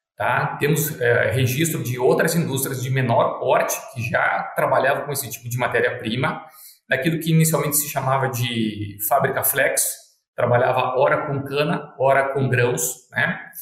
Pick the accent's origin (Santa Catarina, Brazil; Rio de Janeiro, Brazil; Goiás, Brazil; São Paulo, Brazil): Santa Catarina, Brazil; Concórdia; now in Sinop, Brazil; eu sou natural de Concórdia, Santa Catarina